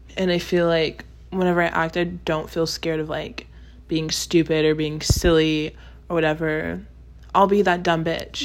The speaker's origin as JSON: {"language": "English", "town": "Austin", "region": "Texas", "country": "United States", "tie": "born or raised there", "moved": "as an adult", "lives_now": "Los Angeles, United States", "said": "I was born and raised in Texas"}